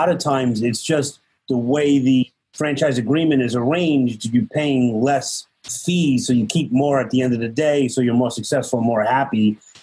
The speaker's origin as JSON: {"language": "English", "town": "New York City", "region": "New York", "country": "United States", "said": "from Brooklyn"}